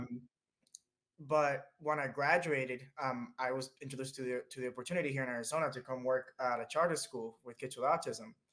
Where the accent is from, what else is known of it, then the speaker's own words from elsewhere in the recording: Dominican Republic; now in United States; I was born in the Dominican Republic, this little tiny island in the Caribbean, right next to Puerto Rico, right next to Cuba, right next to Jamaica. Paradise, truly amazing. um, really, honestly, can't phrase it better uh, it was wonderful growing up there.